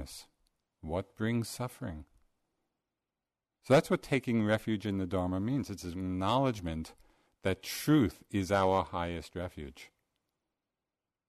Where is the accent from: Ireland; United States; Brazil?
United States; New York; accent: New York; my New York accent